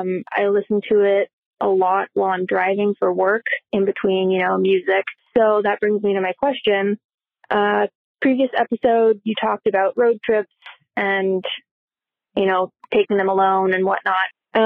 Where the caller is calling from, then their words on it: Anchorage, Alaska, United States; I'm calling from Anchorage, Alaska.